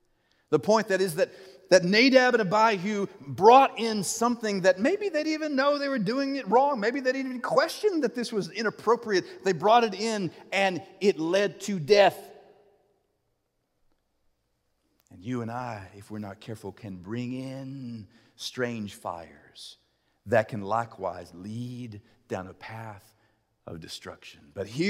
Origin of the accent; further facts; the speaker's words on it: United States; As for me and my house, we are American Christians. If we lived in Ethiopia, we would be Ethiopian Christians